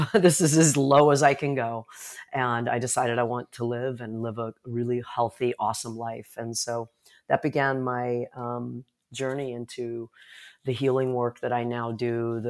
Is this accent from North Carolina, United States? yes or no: no; Chicago, Illinois, United States; born there; Well, I was born in Chicago, Illinois